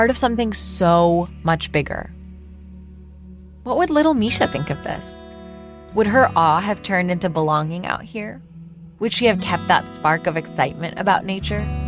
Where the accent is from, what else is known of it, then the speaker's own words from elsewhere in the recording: Pakistan; moved away; large parts of my home country. No, I was just a city kid.